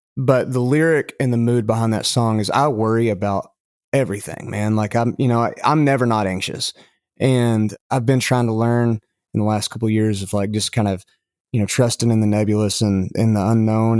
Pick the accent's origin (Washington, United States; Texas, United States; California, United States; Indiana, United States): Texas, United States; Lubbock; accent: West Texas dialect; moved away as an adult; now in Tennessee, United States; I'm from Lubbock